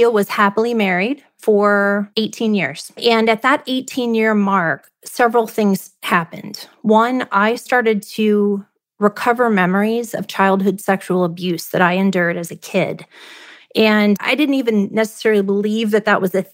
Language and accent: English; Ohio, United States; moved away as an adult; also born or lived in Charlotte, North Carolina; I grew up in Ohio.